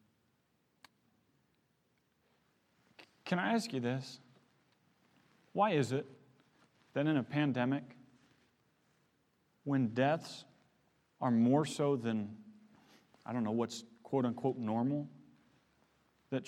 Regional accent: Missouri, United States; moved away; I come from the Midwest. I grew up in Missouri.

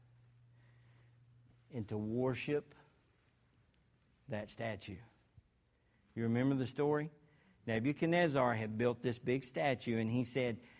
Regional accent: Arkansas, United States; I'm from Arkansas

